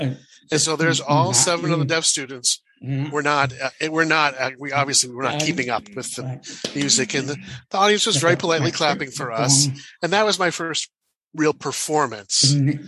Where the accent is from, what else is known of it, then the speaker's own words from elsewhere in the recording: Washington, United States; also born or lived in Texas; I was born in Texas. And my father was a Southern Baptist minister. My mother was an English and literacy teacher. And then we moved to Washington State to open a church there.